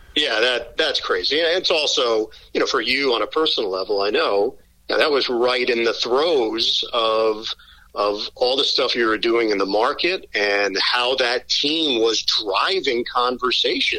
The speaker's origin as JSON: {"language": "English", "town": "New York City", "region": "New York", "country": "United States", "tie": "born or raised there", "also_born_or_lived": "Syracuse, New York", "moved": "as an adult", "lives_now": "New Jersey, United States", "said": "I'm from Queens, right, Forest right. Hills, mean streets, Forest Hills"}